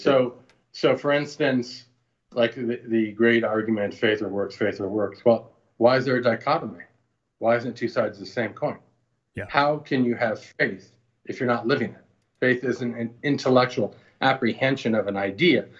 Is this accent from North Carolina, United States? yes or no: no; New York City, New York, United States; I'm a native New Yorker.